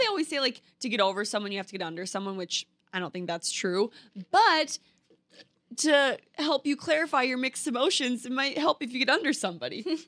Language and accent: English; Minnesota, United States; moved away as an adult; now in New York City, United States; I was from Minnesota where the thing to do is have kids, get married, live in a white picket fence, go to your nine to five every single day. And now I live in New York City